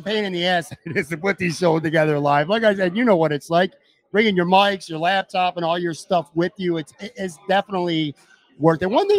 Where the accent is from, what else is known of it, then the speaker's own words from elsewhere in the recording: Western New York, United States; moved away as an adult; also born or lived in Florida; We were born and raised in Western New York and went to live somewhere else for an extended period of time. I went to Florida. You went to Las Vegas. Now we're both back here.